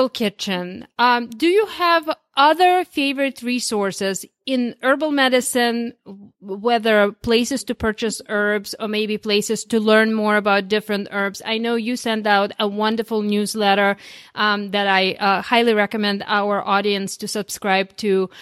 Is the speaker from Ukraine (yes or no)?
yes; Ukraine; now in United States; I came originally from, I was born in Ukraine